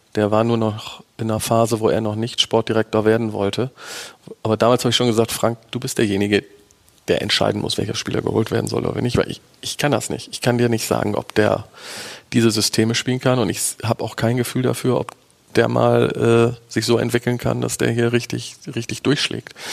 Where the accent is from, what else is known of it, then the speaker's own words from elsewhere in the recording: Bremen, Germany; ich bin Bremer